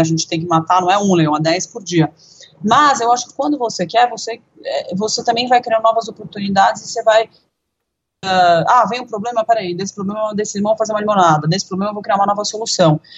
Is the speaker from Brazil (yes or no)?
yes; Brazil; a gente, como brasileiro